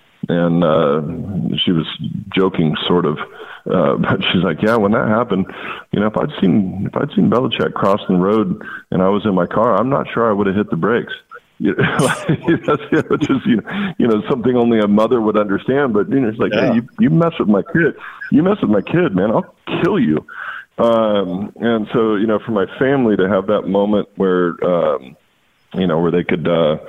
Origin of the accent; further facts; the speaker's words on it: Walla Walla, Washington, United States; it's my hometown, you know, Walla Walla. Little town that I grew up in while I was off playing ball